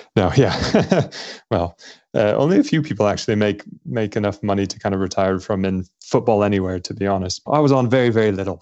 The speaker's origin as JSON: {"language": "English", "town": "Los Angeles", "region": "California", "country": "United States", "tie": "born or raised there", "also_born_or_lived": "Scotland / London, United Kingdom / Cambridge, United Kingdom", "moved": "as an adult", "lives_now": "United Kingdom", "said": "I grew up in Los Angeles"}